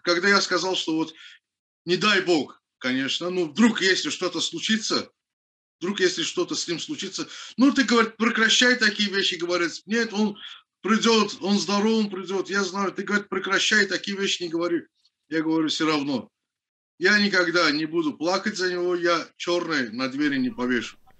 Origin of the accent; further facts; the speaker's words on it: Baku, Azerbaijan; я родился в городе Баку, в поселке Пиршаги